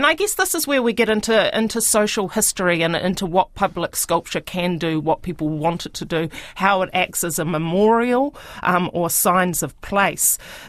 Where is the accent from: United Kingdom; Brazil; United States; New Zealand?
New Zealand; Rotorua, Bay of Plenty; I grew up in Rotorua